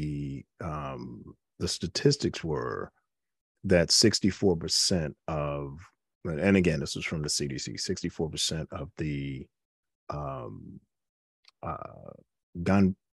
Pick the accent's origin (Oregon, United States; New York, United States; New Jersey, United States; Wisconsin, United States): New York, United States; New York City; moved away; raised in the Bronx when I was coming up